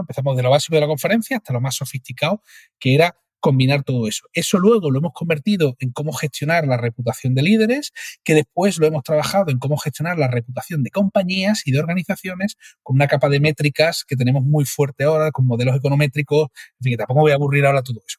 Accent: Cádiz, Andalusia, Spain; soy de Cádiz

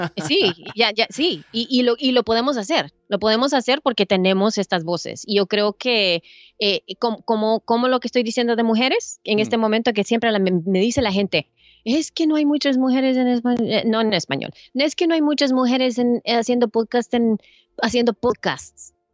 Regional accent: El Salvador; now in United States; yo soy salvadoreña, yo vengo de Salvador

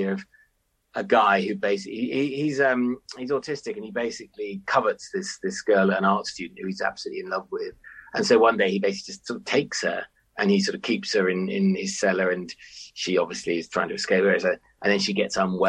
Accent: London, United Kingdom; I grew up in North London in the 80s.

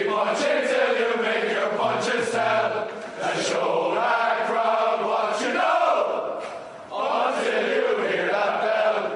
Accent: Welsh, Wales, United Kingdom; I'm Welsh

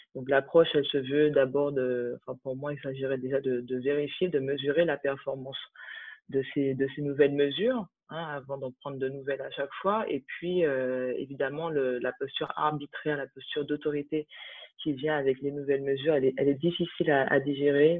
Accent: Martinique, France; now in Paris, France; moi, j'habite à Paris depuis euh, depuis dix ans. Je suis née en Martinique

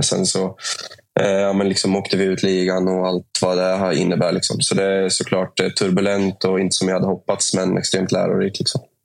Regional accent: Norrköping, Östergötland, Sweden; moved away as an adult; also born or lived in Gdańsk, Poland / Uppsala; när jag flyttade från Norrköping för första gången i mitt liv. Jag har liksom bott där hela livet.

